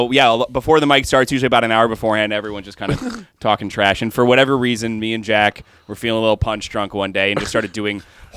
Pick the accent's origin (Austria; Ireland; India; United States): Ireland; I'm fucking Irish.